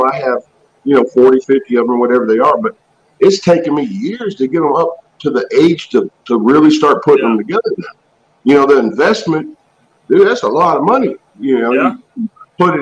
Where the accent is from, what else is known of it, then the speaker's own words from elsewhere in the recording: Indiana, United States; now in Kentucky, United States; I grew up in Indiana, but we're in Kentucky